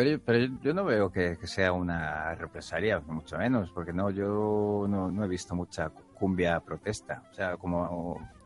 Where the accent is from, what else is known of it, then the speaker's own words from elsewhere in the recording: Spain; como español